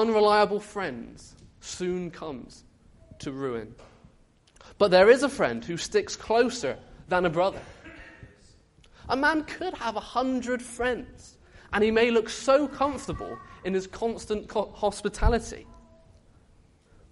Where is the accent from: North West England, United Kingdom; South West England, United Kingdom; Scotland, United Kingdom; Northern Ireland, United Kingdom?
South West England, United Kingdom; Bristol; I came back to my Bristolian family